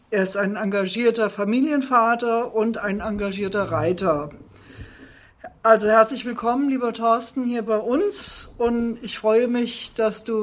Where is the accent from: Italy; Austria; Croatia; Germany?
Germany; Fulda, Hesse; born or raised there